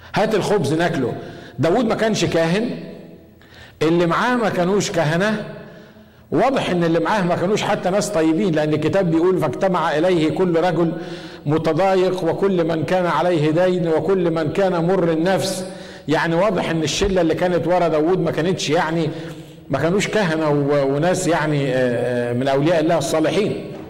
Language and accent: Arabic; Egypt; عندنا في مصر